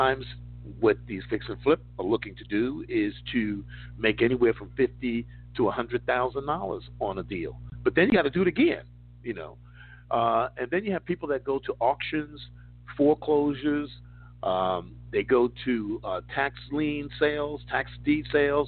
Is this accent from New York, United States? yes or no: yes; New York City, New York, United States; moved away; I grew up in New York City.